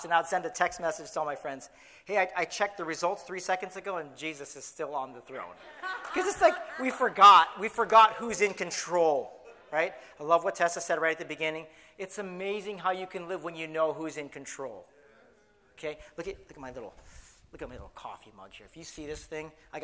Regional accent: San Clemente, California, United States; moved away as an adult; Actually, I left San Clemente in 1998 to go to college

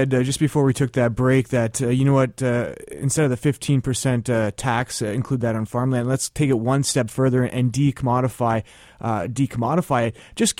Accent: Ontario, Canada; moved away as an adult; now in Vancouver, Canada; I moved here from Ontario just a year ago, and in Ontario, the family farm has kind of been a thing of the past

